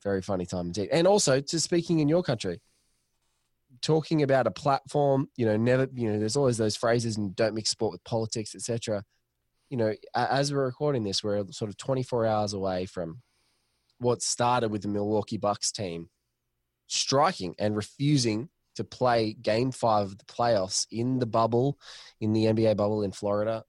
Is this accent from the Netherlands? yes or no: no; Australia; speaking as an Australian